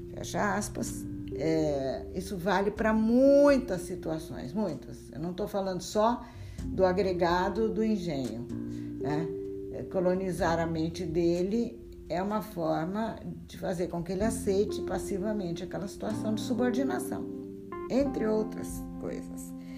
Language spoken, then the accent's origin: Portuguese; Brazil; nossa formação como brasileiros